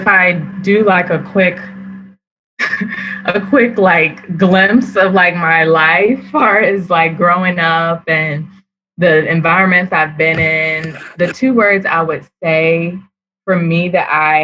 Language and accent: English; Prince George's County, Maryland, United States; growing up in Prince George's County, Maryland, the predominantly Black county in America